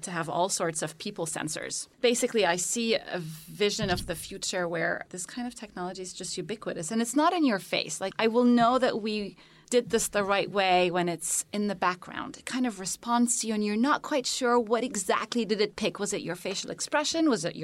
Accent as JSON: {"language": "English", "country": "Kuwait", "tie": "born or raised there", "also_born_or_lived": "Cairo, Egypt / United Arab Emirates / Cambridge", "moved": "as an adult", "lives_now": "United States", "said": "I was born in Cairo. I'm Egyptian originally. And then I lived most of my childhood in the Gulf. So first in Kuwait, and then my parents, after the first Gulf War, moved to the United Arab Emirates"}